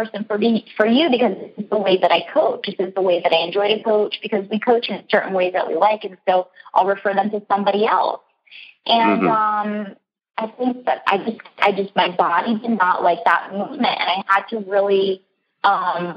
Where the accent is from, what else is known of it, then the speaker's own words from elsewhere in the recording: Florida, United States; I came from Florida